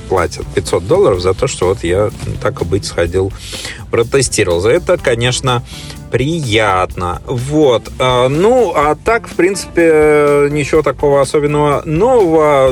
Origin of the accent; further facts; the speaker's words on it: Saint Petersburg, Russia; now in Australia; я, собственно, родом из Санкт-Петербурга